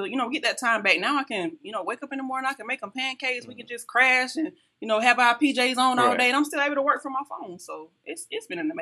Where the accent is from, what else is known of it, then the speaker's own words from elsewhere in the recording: Union, South Carolina, United States; now in Columbia, United States; Life growing up in Union was easy